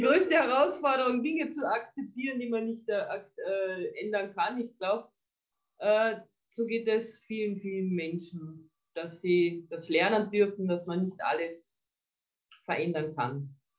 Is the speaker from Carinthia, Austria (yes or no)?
yes; Carinthia, Austria; also born or lived in Villach; bei uns in Kärnten